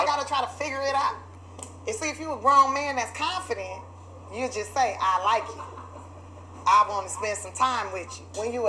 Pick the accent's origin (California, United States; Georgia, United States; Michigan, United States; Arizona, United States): California, United States; Los Angeles; I grew up in South Central Los Angeles.